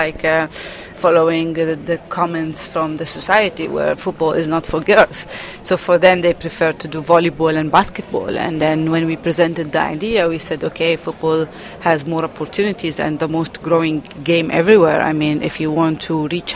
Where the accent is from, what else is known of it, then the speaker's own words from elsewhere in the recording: Palestine; I'm from Palestine